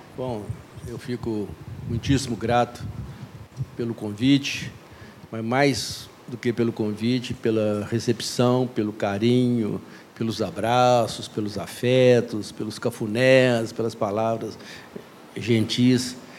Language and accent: Portuguese; Belo Horizonte, Minas Gerais, Brazil; sou mineiro por sorte